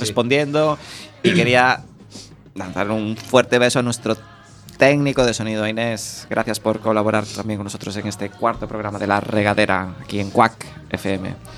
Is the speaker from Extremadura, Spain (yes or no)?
no; Boiro, Galicia, Spain; yo soy de Boiro